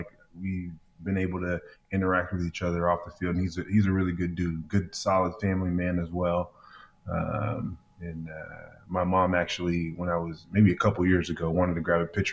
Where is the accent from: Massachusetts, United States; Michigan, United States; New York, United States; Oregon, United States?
Oregon, United States; Portland; I'm from Portland, Oregon, and we're the city of roses